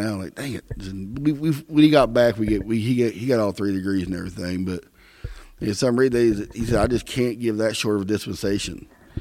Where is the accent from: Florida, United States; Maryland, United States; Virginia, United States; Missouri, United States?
Missouri, United States; Southern; Growing up in Southern Missouri